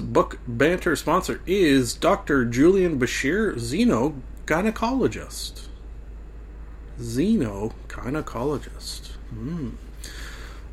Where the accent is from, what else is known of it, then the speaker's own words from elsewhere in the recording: Canada; being a Canadian